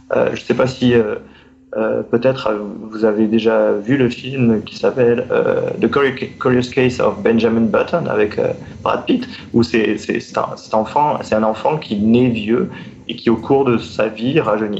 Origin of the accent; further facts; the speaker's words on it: France; moved away as an adult; also born or lived in Montreal, Quebec, Canada; je suis français